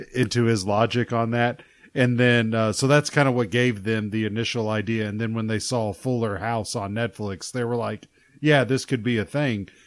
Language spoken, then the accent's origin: English; Arkansas, United States; I grew up in Arkansas